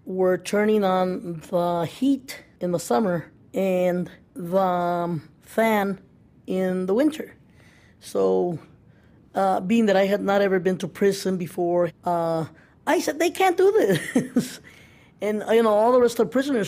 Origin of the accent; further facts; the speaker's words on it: El Paso, Texas, United States; moved away; I'm originally from El Paso, Texas